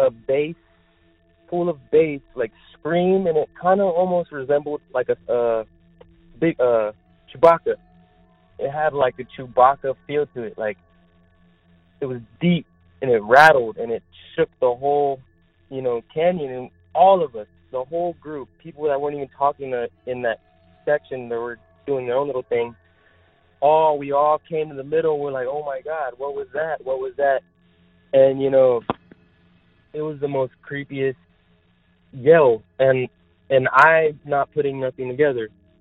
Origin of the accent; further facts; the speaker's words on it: Texas, United States; I'm from Texas, and I've been here for 7 years, and my friends came. I was with my friends that are also from Texas